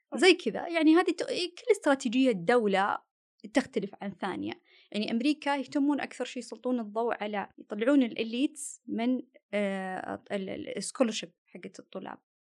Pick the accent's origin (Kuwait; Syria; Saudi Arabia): Saudi Arabia; also born or lived in Australia; انا سعوديه بس انسايدر اوتسايدر